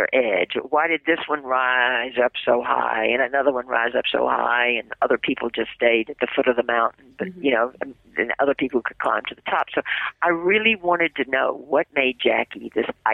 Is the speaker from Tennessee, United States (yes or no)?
yes; Memphis, Tennessee, United States; moved away as an adult; now in New York, United States; I'm from the South, born in the same city where you were, Memphis, Tennessee. And in Memphis, I had a television and a radio show